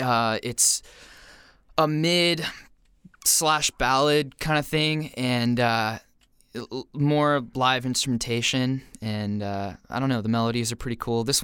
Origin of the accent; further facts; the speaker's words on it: San Diego, California, United States; moved away as an adult; now in Los Angeles, United States; So I born and raised in San Diego. Grew up basically on the beach. And I miss it every day now, living in L.A., but grew up in San Diego.